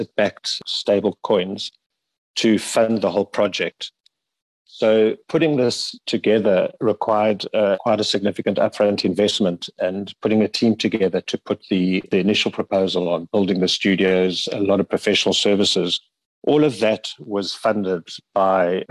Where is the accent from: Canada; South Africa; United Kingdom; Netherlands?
South Africa; we as South African creatives